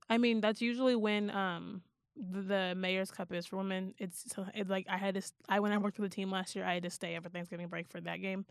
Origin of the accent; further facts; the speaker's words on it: Houston, Texas, United States; I'm from Houston